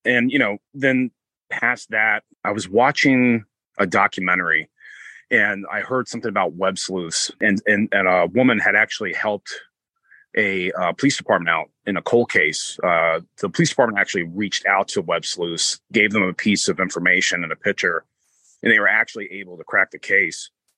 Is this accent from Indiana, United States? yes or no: no; Florida, United States; now in Connecticut, United States; I'm originally from Pasco County, Florida, where this case originated from, and I currently live in Connecticut.